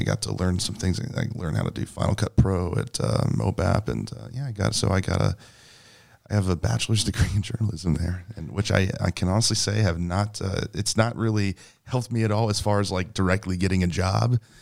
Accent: St. Louis County, Missouri, United States; I grew up in Saint Louis County

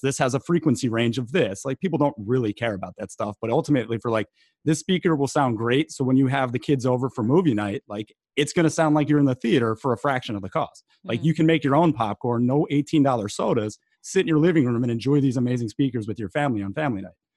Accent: East Coast, United States; also born or lived in Delaware / St. Paul, Minnesota; growing up in East Coast Italian

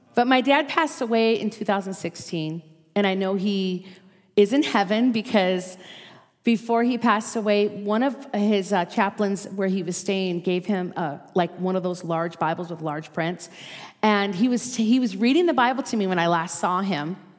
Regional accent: Minnesota, United States; accent: Minnesota; moved away as an adult; now in Las Vegas, United States; I was raised in Minnesota

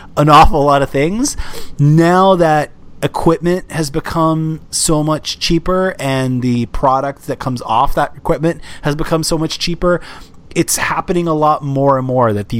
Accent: Canada

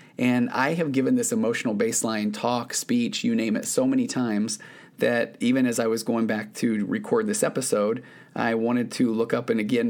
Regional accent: Utah, United States; I grew up in Utah. It snowed a lot, but I don't remember it ever being too cold to snow.

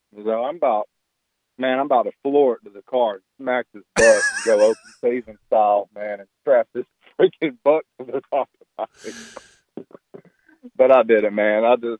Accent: Alabama, United States; now in Jacksonville, United States; I'm not from here, so it's pretty rare for me to see deer, and I love deer. I'm from Alabama, so I grew up going hunting and stuff.

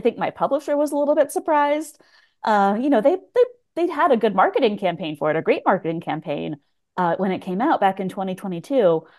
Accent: Pacific Northwest, United States; I grew up in the Pacific Northwest, and I was not a person who traveled a lot really until like after college.

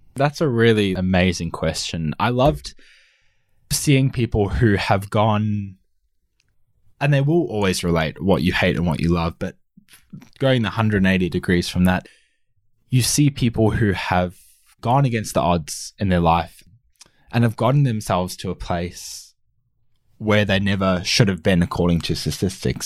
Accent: Australia; also born or lived in South Africa; I'm originally from South Africa and moved to Australia with my family at the age of six or seven

